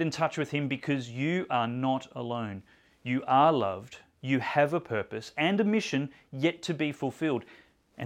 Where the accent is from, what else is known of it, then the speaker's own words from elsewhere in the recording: Australia; I don't think I'm rare as an Aussie.